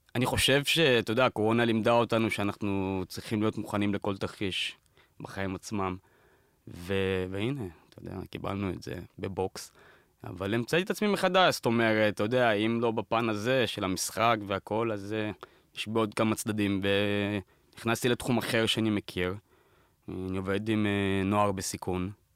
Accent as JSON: {"language": "Hebrew", "town": "Beersheba", "region": "Southern District", "country": "Israel", "moved": "yes", "said": "כשאתה בא מפריפריה, אני בא מבאר שבע"}